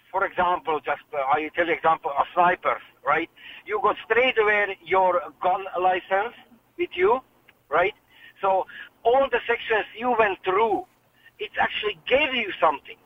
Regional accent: Hungary; English is a second language; moved away as an adult; now in Ireland; I'm originally from Hungary, right? And when I was young, as soon as you reached 18, you have to go for a 2 years of service

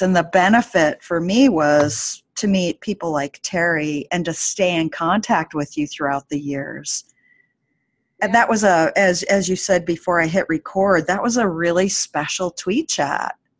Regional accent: Anchorage, Alaska, United States; in Anchorage in my in my hometown

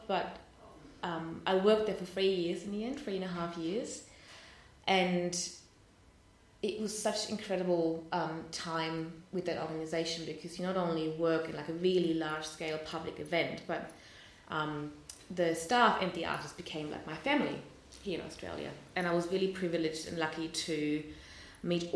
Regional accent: Hamburg, Germany; moved away; I grew up in Germany, in Hamburg

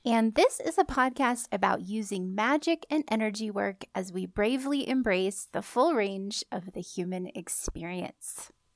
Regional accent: California, United States; moved away; I grew up in California and there were not seasons to speak

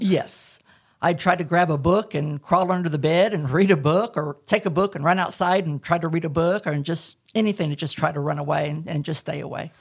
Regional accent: Southern California, United States; moved away as an adult; also born or lived in Tehachapi, California / Northwest Arkansas; now in Arkansas, United States; I was born and raised in Southern California, and the last three years we lived there, we moved up into the mountains and the desert at the same time, and there's a little place called Tehachapi

